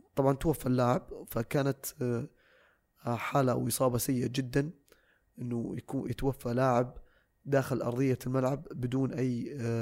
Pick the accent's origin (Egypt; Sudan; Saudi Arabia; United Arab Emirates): Saudi Arabia; عندنا في السعوديه